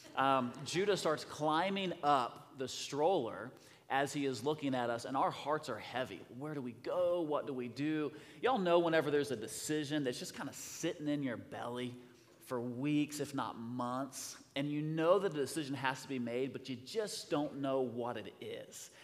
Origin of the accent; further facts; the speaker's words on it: Rigdon, Indiana, United States; we are from Rigdon